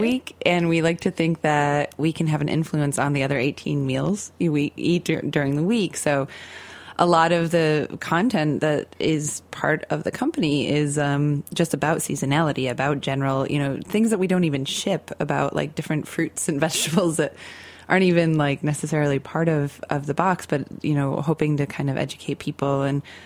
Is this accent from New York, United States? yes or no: yes; Central New York, United States; I grew up in Central New York in more of like a suburban area, um, but kind of on the end of the Rust Belt. Like I grew up near Lake Ontario